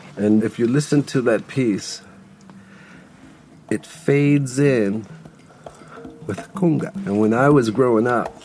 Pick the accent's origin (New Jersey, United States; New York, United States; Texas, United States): New York, United States; New York City; I am not a transplant. I didn't come from someplace else. I am born and raised in New York City, and I grew up right underneath the 59th Street Bridge.